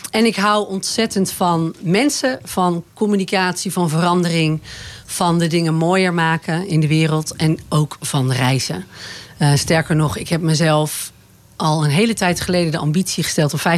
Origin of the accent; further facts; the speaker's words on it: Boskoop, South Holland, Netherlands; born there; also born or lived in Overijssel / Utrecht / Zeeuws-Vlaanderen; In Boskoop, oké. ja, Bij Gouda in de buurt. En daarna zijn we verhuisd naar Overijssel. Toen in de buurt van Utrecht. En daarna op mijn tiende naar Zeeuws-Vlaanderen.